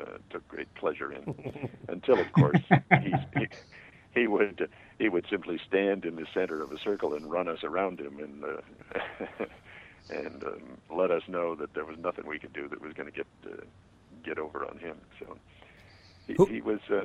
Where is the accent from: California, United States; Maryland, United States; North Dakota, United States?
California, United States; Los Angeles; I was raised in here in Los Angeles